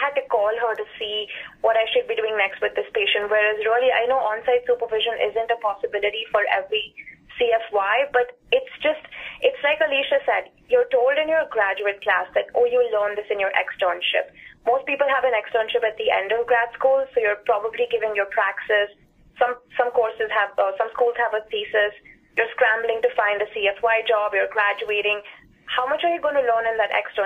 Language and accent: English; India; moved away as an adult; also born or lived in Dallas, Texas; I came from India